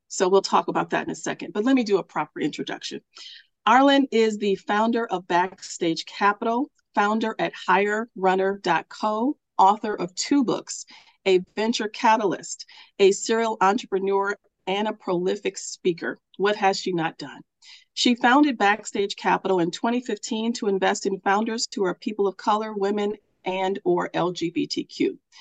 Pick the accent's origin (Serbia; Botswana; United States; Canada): United States; Milwaukee, Wisconsin; I'm here in my hometown of Milwaukee, Wisconsin